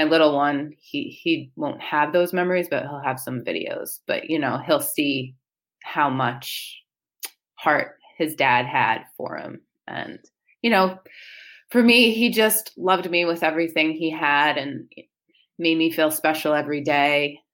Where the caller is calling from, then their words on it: Waldwick, New Jersey, United States; So I'm from Waldwick, New Jersey.